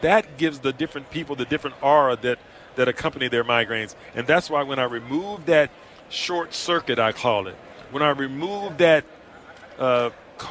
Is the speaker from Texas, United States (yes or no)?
yes; Houston, Texas, United States; also born or lived in Dallas; I'm from Houston